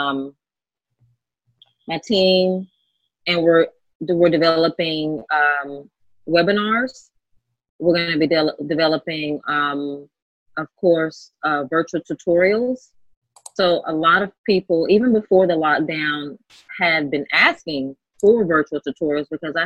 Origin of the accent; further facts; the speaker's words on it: North Carolina, United States; now in Los Angeles, United States; I'm actually from North Carolina, a little small town in North Carolina where I'm from